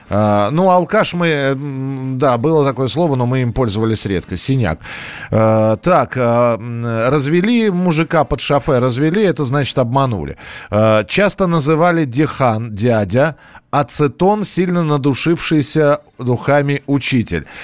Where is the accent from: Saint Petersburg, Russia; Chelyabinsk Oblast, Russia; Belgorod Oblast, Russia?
Chelyabinsk Oblast, Russia; Miass; Я из мяса.